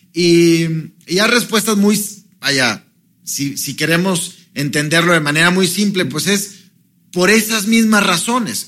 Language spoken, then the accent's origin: Spanish; Mexico; nosotros como mexicanos